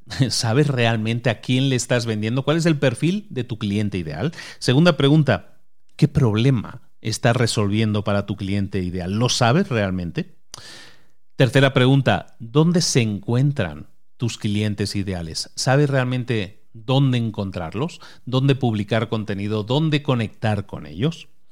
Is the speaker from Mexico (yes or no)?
no; A Coruña, Galicia, Spain; yo nací en Galicia y, Zara nació en Galicia también, nació en la misma provincia que yo, nací en La Coruña